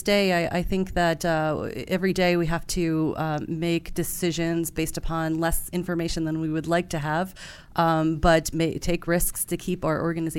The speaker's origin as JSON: {"language": "English", "area": "Hudson Valley", "region": "New York", "country": "United States", "tie": "born or raised there", "also_born_or_lived": "Tokyo, Japan", "said": "I grew up in Hudson Valley, New York."}